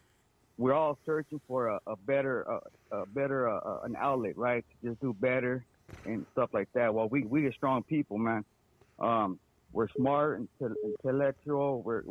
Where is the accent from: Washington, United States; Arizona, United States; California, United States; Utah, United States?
Arizona, United States; Phoenix; I got 5 kids. I recently, last year, bought 40 acres up north. I'm from Phoenix, Arizona